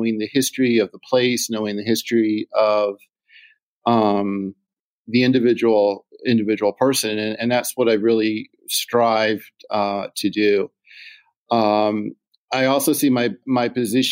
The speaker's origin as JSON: {"language": "English", "town": "Philadelphia", "region": "Pennsylvania", "country": "United States", "tie": "born or raised there", "moved": "as an adult", "lives_now": "Chambersburg, United States", "said": "I'm a Philly born and bred."}